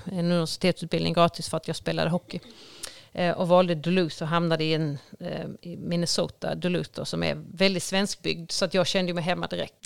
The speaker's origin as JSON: {"language": "Swedish", "town": "Ängelholm", "region": "Skåne", "country": "Sweden", "tie": "born or raised there", "said": "jag är uppvuxen på Strutmarken, eh, väldigt nära ishallen"}